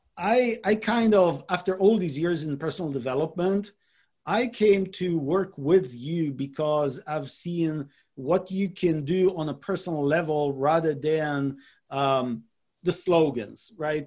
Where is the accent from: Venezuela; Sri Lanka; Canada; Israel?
Israel; moved away as an adult; now in San Diego, United States; I was born and raised in Israel. I lived in Israel uh, until I was about 35 years old.